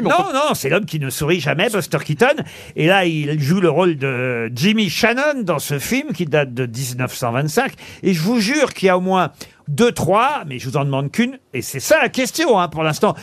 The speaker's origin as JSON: {"language": "French", "region": "Normandy", "country": "France", "said": "en tant que Normand"}